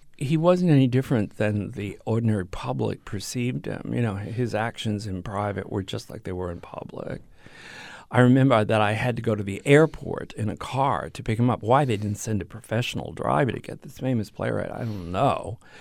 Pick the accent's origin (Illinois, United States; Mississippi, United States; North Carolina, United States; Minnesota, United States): Mississippi, United States; moved away; We're both from Mississippi